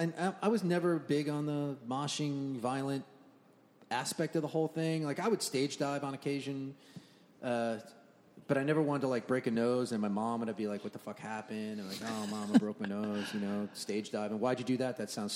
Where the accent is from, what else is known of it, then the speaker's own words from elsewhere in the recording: Long Island, New York, United States; My introduction to hardcore was definitely, or I'm from Long Island.